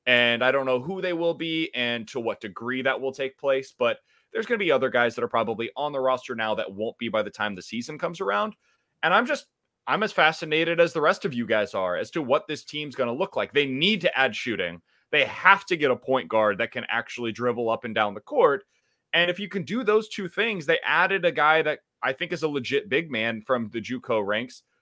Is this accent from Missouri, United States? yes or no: yes; Kansas City, Missouri, United States; moved away as an adult; also born or lived in Columbia, Missouri; now in St. Louis, United States; I'm from Kansas City originally, went to Blue Springs High School